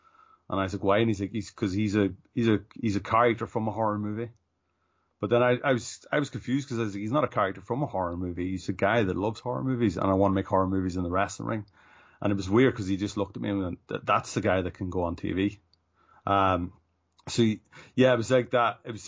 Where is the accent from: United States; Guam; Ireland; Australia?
Ireland; Ulster; accent: northern; So I grew up in the northwest. It's in County Donegal. So that's why my accent is actually, it's very, very northern.